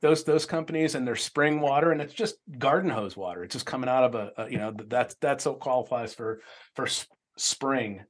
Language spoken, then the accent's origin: English; Tempe, Arizona, United States; I grew up in Tempe